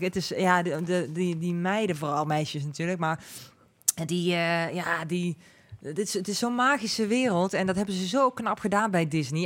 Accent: Netherlands; accent: zachte G; Ik heb gewoon een zachte G.

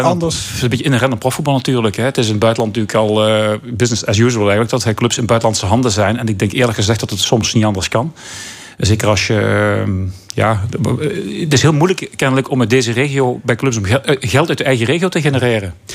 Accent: Belgium; moved away; ik ben opgegroeid in België

